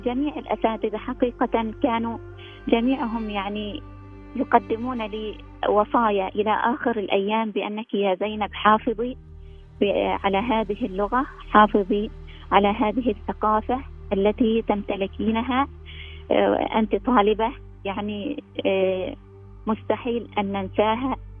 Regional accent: Oman; أنا من سلطنة عمان

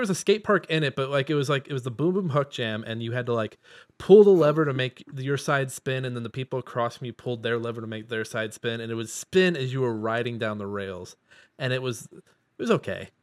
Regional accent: Midwest, United States; I'm from the Midwest

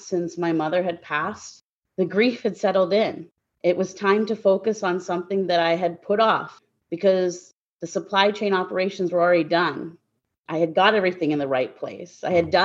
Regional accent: Guelph, Ontario, Canada; moved away; I'm originally from Guelph, Ontario, Canada. That's where I was born and raised.

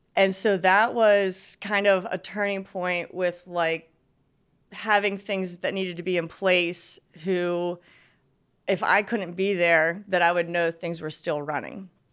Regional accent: Westminster, Maryland, United States; also born or lived in North Carolina; I was born in, in Maryland, uh, actually still in the same town I am right now.

